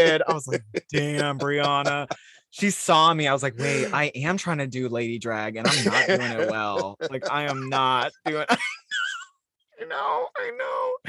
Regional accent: Salt Lake City, Utah, United States; I grew up in Salt Lake City, Utah.

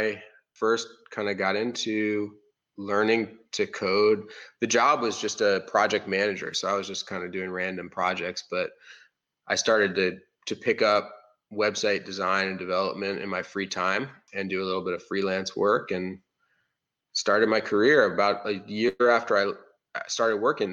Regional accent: Baltimore, Maryland, United States; moved away as an adult; also born or lived in Iowa City, Iowa / North Carolina; I moved to Baltimore area after

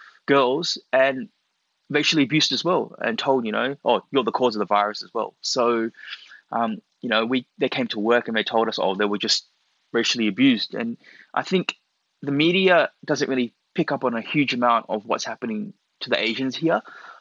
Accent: Australia; born there; little did he know, I was born here. I'm actually Australian-born Chinese. And, you know, I am Chinese.

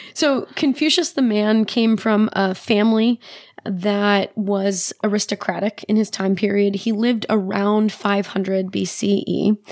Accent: United States; as an American, as a Western person

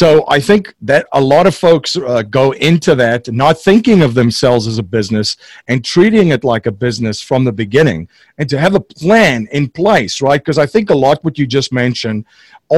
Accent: South Africa; moved away as an adult; now in Newtown, United States; I'm originally from South Africa, came to the States in the early

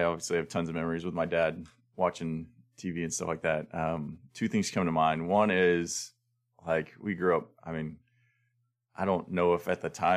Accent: Florida, United States; growing up in Florida, spring training, we were constantly going to baseball games

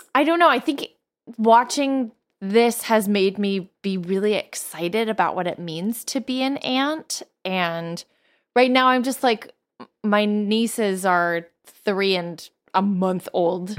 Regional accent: near Crossgates mall, New York, United States; the mall in, close to my hometown

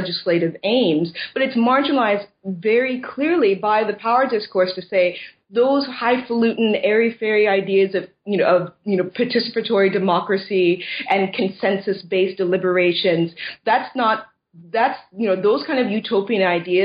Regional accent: United States; moved away as an adult; now in Scotland, United Kingdom; I'm originally from the States

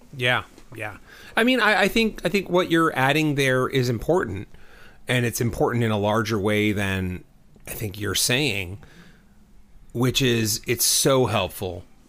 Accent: Southern California, United States; I'm from Southern California

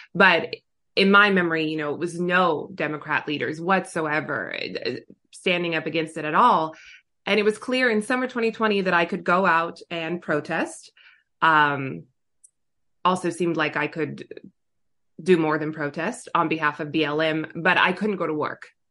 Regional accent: Southern California, United States; also born or lived in Orange County / Los Angeles; I was born and raised in Southern California

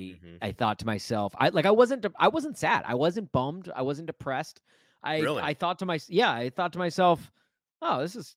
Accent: Nashville, Tennessee, United States; now in Chicago, United States; I grew up in Nashville. I'm a Brentwood High School alum.

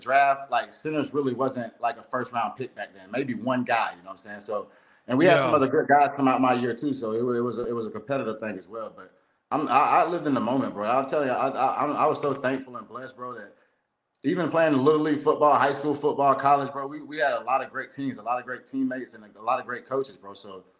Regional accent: Lakeland, Florida, United States; I'm from Lakeland, Florida, bro.

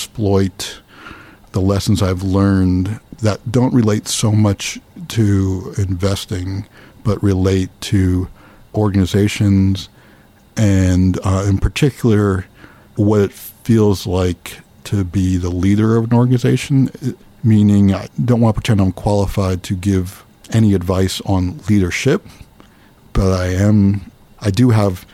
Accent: New Brunswick, New Jersey, United States; I grew up near here, near New Brunswick.

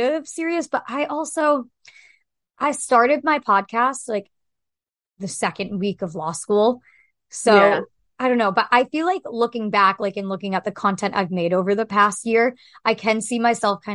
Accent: New Hampshire, United States; moved away; I'm from New Hampshire

